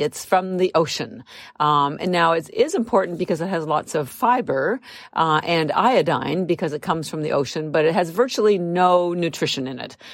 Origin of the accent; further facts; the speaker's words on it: Canada; moved away as an adult; now in United States; I'm actually Canadian, but I am, I've lived in the United States for thirty-three years.